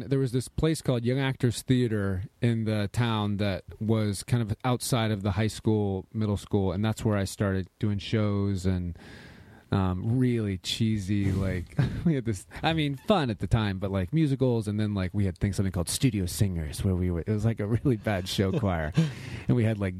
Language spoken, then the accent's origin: English; Tallahassee, Florida, United States; I grew up in Tallahassee, Florida.